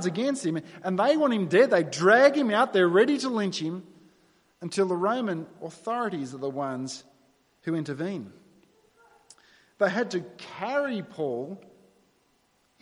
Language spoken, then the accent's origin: English; New South Wales, Australia; moved away; I was born in New South Wales and I grew up there for 25 years